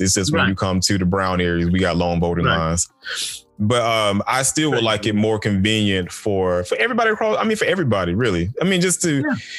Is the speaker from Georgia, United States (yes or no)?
yes; Macon, Georgia, United States; now in Loganville, United States; growing up in Macon